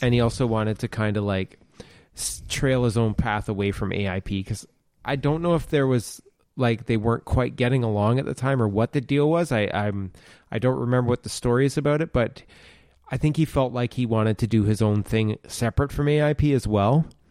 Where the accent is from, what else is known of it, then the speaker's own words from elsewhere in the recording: Ontario, Canada; I grew up in Ontario, in Canada